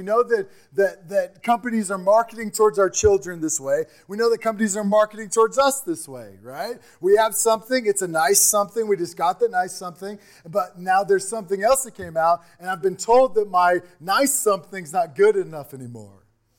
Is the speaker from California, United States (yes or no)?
no; Missouri, United States; Remember, we talk about we came from Missouri, a town of 380 people.